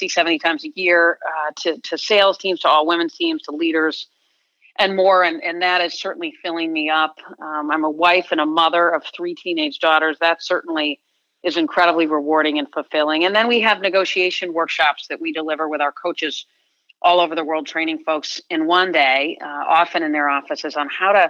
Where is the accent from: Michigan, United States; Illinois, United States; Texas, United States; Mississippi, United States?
Michigan, United States; East Lansing; growing up in East Lansing, I was in a house with brothers